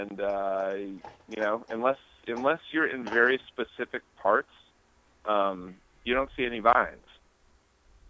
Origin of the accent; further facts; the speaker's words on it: New Hampshire, United States; we grew up in New Hampshire, which has these beautiful, if not short, mountains called the White Mountains